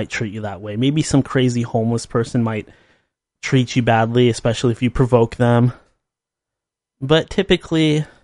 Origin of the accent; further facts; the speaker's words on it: Seattle, Washington, United States; my hometown, Seattle.